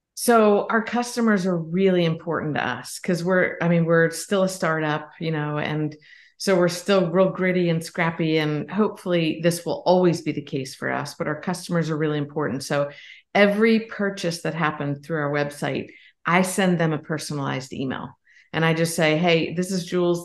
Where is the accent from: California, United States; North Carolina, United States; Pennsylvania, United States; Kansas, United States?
Pennsylvania, United States; now in South Carolina, United States; grew up in Pennsylvania and now live in South Carolina